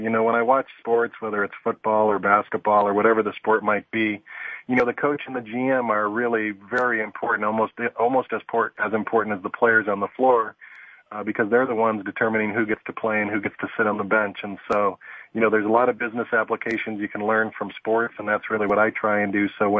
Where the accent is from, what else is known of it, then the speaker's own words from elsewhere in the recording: Chicago, Illinois, United States; moved away as an adult; now in Southern California, United States; growing up in Chicago